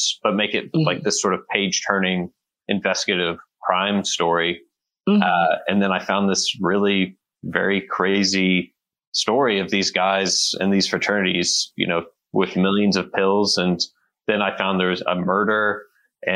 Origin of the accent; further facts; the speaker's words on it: Texas, United States; moved away as an adult; also born or lived in New York / Hanoi, Vietnam; I grew up in Texas, and then went to college in New York, and after college, lived in Vietnam, Hanoi, Vietnam for a year.